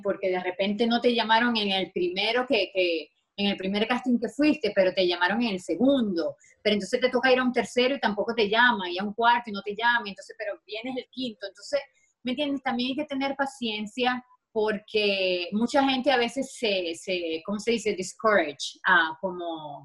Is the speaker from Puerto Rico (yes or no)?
no; Maracaibo, Zulia, Venezuela; moved away as an adult; now in Los Angeles, United States; ya yo tengo más tiempo viviendo aquí en Los Ángeles que lo que viví en Venezuela